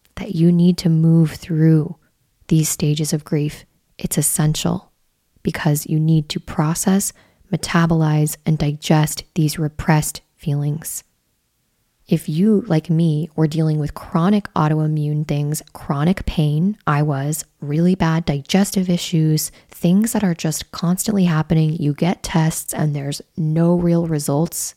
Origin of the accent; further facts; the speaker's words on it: Midwest, United States; growing up in the Midwest